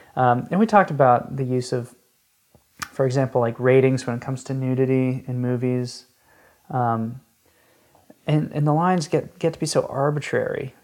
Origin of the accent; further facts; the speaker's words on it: Atlanta, Georgia, United States; now in Tennessee, United States; I grew up in Atlanta